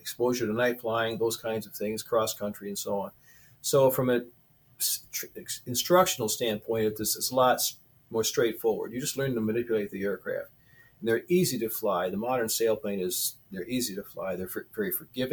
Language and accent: English; Hammondsport, New York, United States; now in Elmira, United States; I was raised in Hammondsport, New York